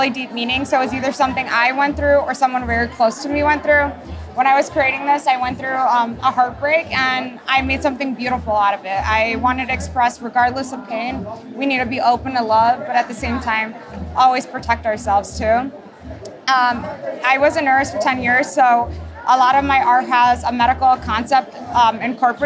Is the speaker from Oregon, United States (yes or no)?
no; Chicago, Illinois, United States; I'm from Chicago, Illinois